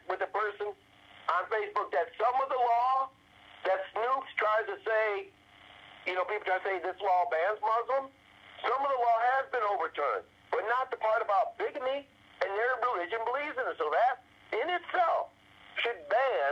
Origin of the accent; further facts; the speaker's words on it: Illinois, United States; growing up in Illinois.